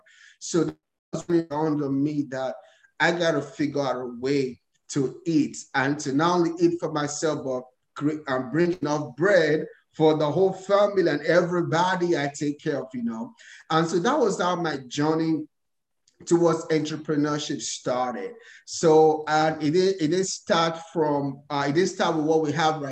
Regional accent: Nigeria; moved away as an adult; now in United States; I was born and raised in Nigeria. So I came to America a couple of years ago

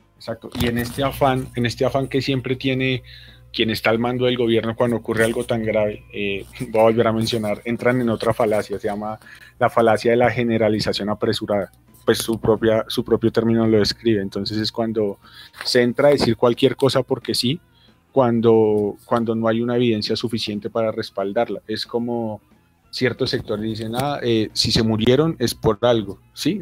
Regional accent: Colombia; como colombianos

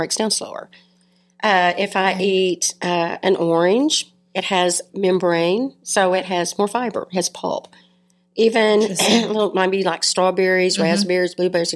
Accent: Bridgeport, Texas, United States; I'm a country girl. I grew up in Bridgeport, Texas. I went to high school here

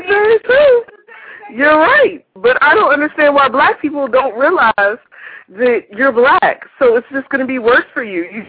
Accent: West Virginia, United States; moved away; Everybody's from Philly except for me. I'm from West Virginia, so obviously. I don't talk like anybody else.

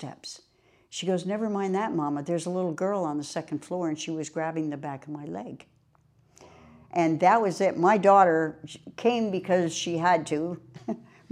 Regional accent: Burlington, Vermont, United States; moved away as an adult; now in Florida, United States; I was born in Burlington, Vermont, and I spent the first 40 years of my life there

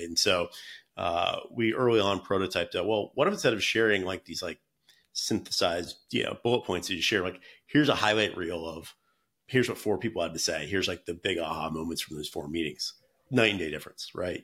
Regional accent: North Carolina, United States; moved away as an adult; now in San Francisco, United States; I'm from North Carolina originally

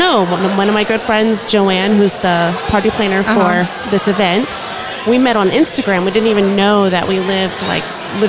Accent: Dallas, Texas, United States; moved away as an adult; now in Corpus Christi, United States; Yes, I'm from Dallas. I grew up in Dallas.

